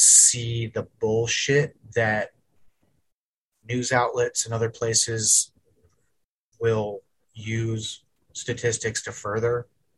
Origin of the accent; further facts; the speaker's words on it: Petersburg, Alaska, United States; moved away; It's this it's this little borough called Petersburg.